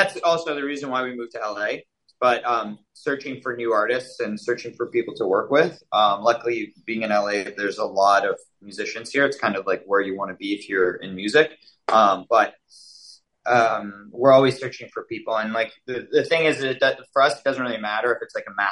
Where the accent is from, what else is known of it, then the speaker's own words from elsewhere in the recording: London, Ontario, Canada; moved away as an adult; I'm from London. We met at Western